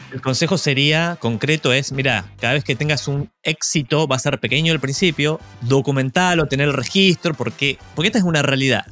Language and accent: Spanish; Argentina; Soy argentino